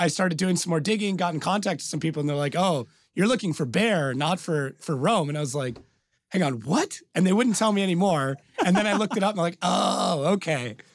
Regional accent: Canada; born and raised in Canada

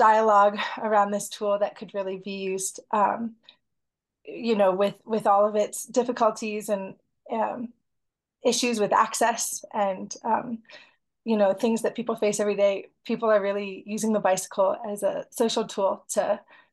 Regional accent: United States; also born or lived in Havana, Cuba; I'm American, Iranian American.

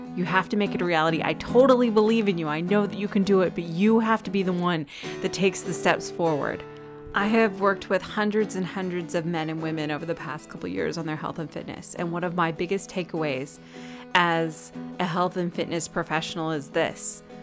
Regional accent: Southern California, United States; moved away; I grew up in Southern California

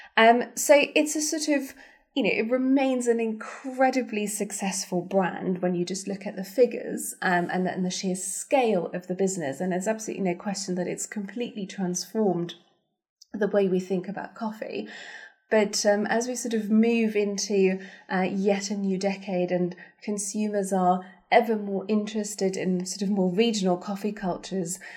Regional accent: Germany; moved away; I grew up in Germany

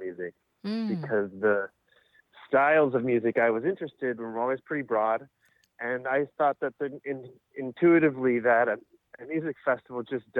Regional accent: Kentucky, United States; moved away as an adult; also born or lived in Washington, D.C. / Colorado; now in Portland, United States; I grew up in Kentucky

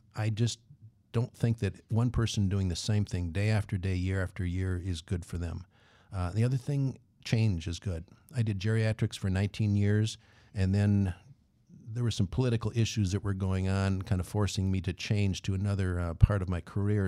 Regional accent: Twin Cities, Minnesota, United States; I grew up in the Twin Cities. It was a uh, suburb uh, just north of, right between Minneapolis and St. Paul

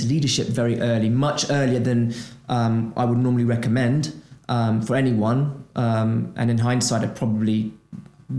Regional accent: Brazil; moved away as an adult; I'm originally from Brazil. I'm an economic migrant, right? I moved away from Brazil

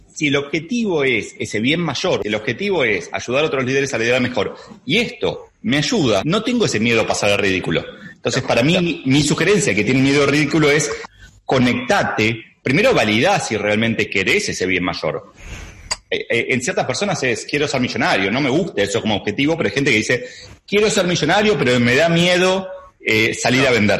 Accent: Argentina; ya es evidente que soy argentino

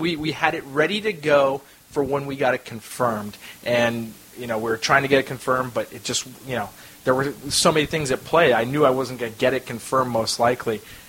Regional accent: Rohnert Park, California, United States; I'm from Runner Park, Sonoma County.

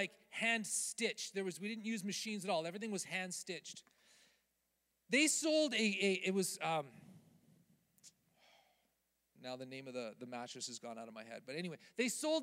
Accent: Canada; I'm Canadian.

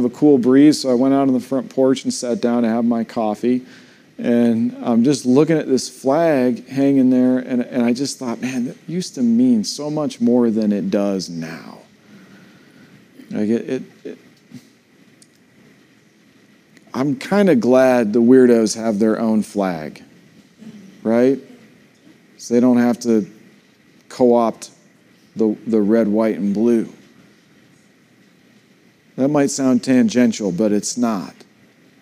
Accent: United States; I'm still proud to be an American

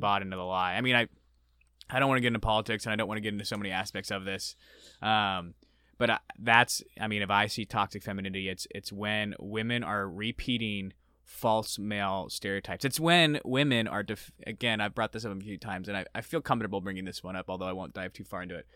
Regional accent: Arizona, United States; I grew up in Arizona

